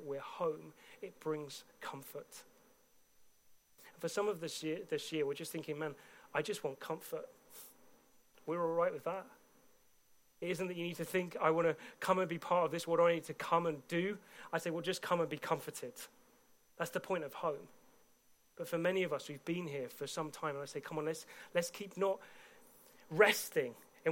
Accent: United Kingdom; I've been a British citizen from day one of being born

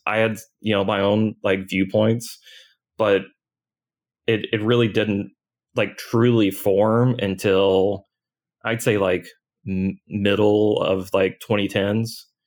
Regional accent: New Albany, Indiana, United States; I grew up in Southern Indiana.

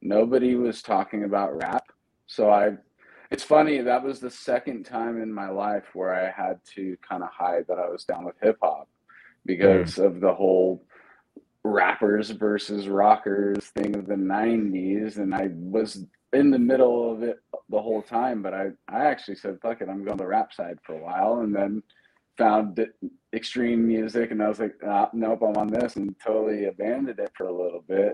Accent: Pacifica, California, United States; I grew up in Pacifica, right outside of San Francisco, Grew up in the 90s

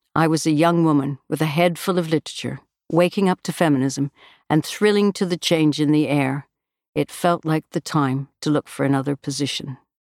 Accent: Canada; moved away as an adult; now in United Kingdom; us Canadians abroad

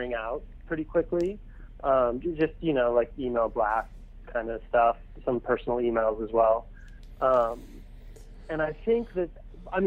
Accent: Colorado, United States; I grew up in Colorado.

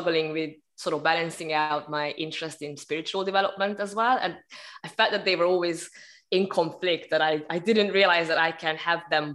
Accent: Hungary; moved away as an adult; also born or lived in United Kingdom / Malta / Sri Lanka; now in Tenerife, Spain; I'm basically originally from Hungary, but I've been traveling around for quite a while. I left the country when I was 18

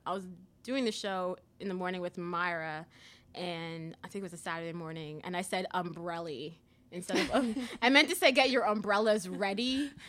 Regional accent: Antigua & Barbuda; also born or lived in South Florida, United States / Mississippi, United States; now in Louisville, United States; I was in Antigua. I grew up in Antigua, by the way. I was born there.

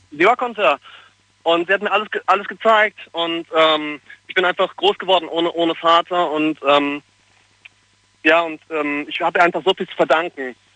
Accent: Hürth, North Rhine-Westphalia, Germany; also born or lived in Cologne; Ich komme aus Köln. Aus Köln. Köln also eigentlich aus, eigentlich aus Hürth, aber ich komme aus Köln.

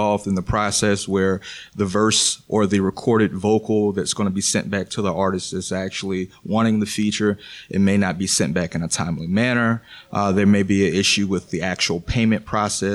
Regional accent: Pensacola, Florida, United States; I'm from the Panhandle of Pensacola.

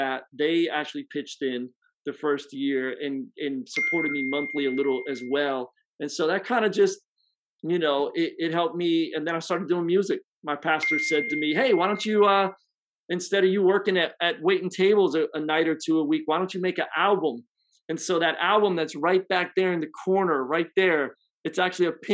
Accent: Philadelphia, Pennsylvania, United States; moved away as an adult; now in Tampa, United States; I'm originally from Philly. Grew up as a pastor's kid

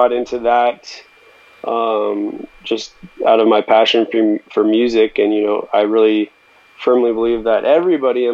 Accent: Bay Area, California, United States; Born and raised in the Bay Area, very close to yourself, and, been loving living here ever since

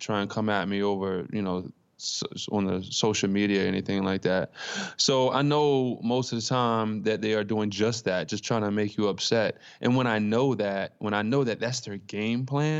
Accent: Baltimore, Maryland, United States; I'm from Baltimore, Maryland

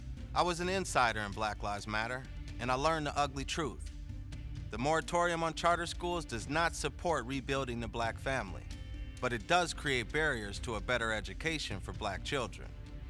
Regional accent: Minneapolis, Minnesota, United States; I was born in Minneapolis in 1985. We called the North Side home at that time, 18th and Queen.

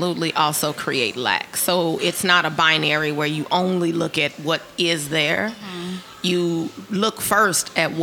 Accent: Chicago, Illinois, United States; I'm from Chicago

